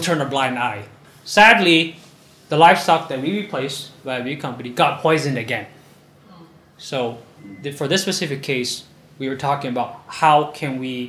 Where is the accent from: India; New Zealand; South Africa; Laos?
Laos; Luang Prabang Province; I'm actually from Luphabang province.